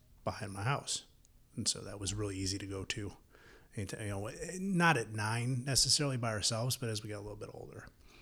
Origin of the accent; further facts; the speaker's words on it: Niagara Falls, New York, United States; moved away as an adult; I'm from Niagara Falls, New York. Lived there until I was 23